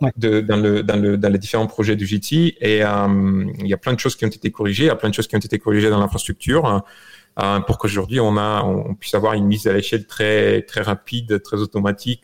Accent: Bulgaria; born or raised there; moved away as an adult; also born or lived in France; now in United States

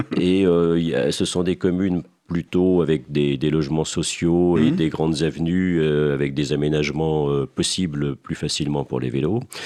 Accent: Seine-et-Marne, Île-de-France, France; je suis originaire, je suis un, un Seine-et-Marnais, je suis originaire du fin fond de la Seine-et-Marne dans la campagne

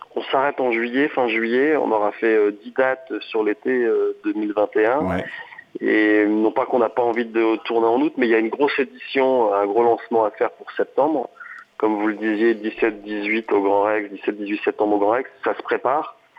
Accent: Picardy, Hauts-de-France, France; moved away; also born or lived in French Alps; je suis né en Picardie, au bord des forêts d'Alat

